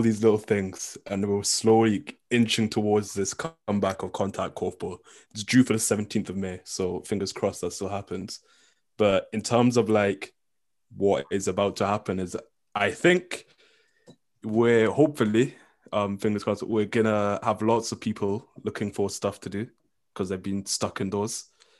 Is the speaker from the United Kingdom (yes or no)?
yes; England, United Kingdom; I'm a Scottish student according to universities, and that's important, obviously, for me. But apart from that, I guess I'm English.